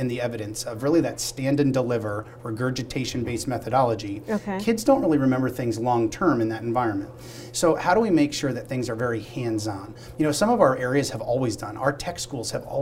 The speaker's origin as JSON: {"language": "English", "region": "Pennsylvania", "country": "United States", "said": "to be here in my home state of Pennsylvania"}